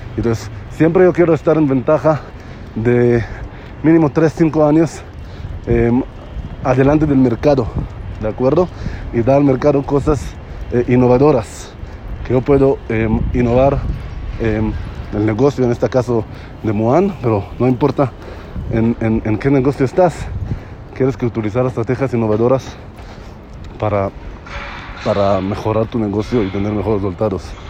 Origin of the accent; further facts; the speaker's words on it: Israel; Spanish is a second language; moved away; yo soy israelí